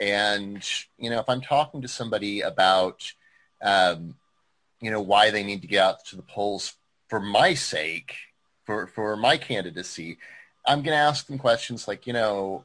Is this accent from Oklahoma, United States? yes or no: yes; Choctaw, Oklahoma, United States; now in Tulsa, United States; I'm from Choctaw originally